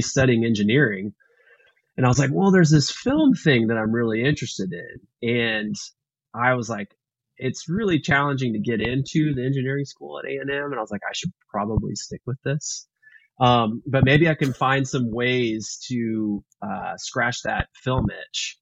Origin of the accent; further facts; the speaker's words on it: Houston, Texas, United States; now in Austin, United States; I grew up in Texas. I grew up in uh, Houston